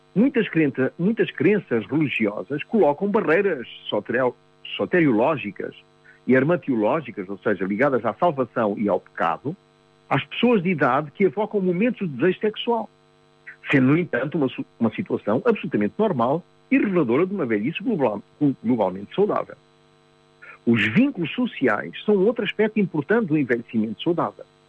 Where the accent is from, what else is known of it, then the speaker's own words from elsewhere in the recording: Mozambique; eu nasci, em 1949, em Moçambique